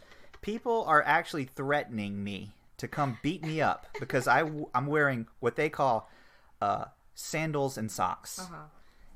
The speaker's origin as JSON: {"language": "English", "region": "Florida", "country": "United States", "said": "I'm from Florida, okay?"}